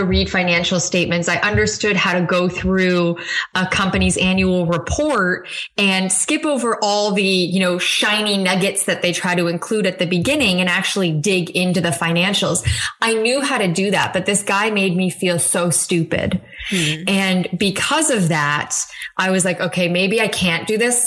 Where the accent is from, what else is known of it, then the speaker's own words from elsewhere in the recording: Canada; I'm Canadian